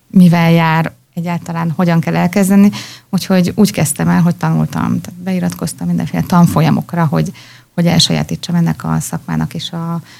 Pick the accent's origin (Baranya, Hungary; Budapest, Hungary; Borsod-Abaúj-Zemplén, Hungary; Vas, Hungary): Baranya, Hungary; Pécs; moved away as an adult; also born or lived in Thessaloniki, Greece; Én Pécsi vagyok.